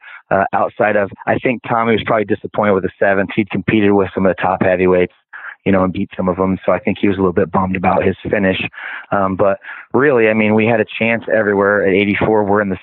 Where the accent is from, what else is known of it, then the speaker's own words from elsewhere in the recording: Prineville, Oregon, United States; I'm from Prineville, Oregon